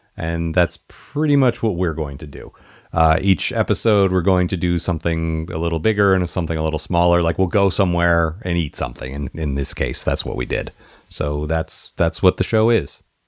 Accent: United States; now in Seattle, United States; I grew up near Washington, D C

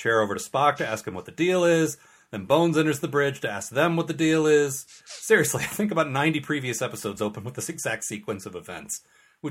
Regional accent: United States; as an American

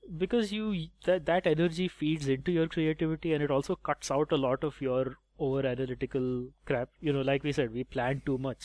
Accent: India; I enjoy being Indian

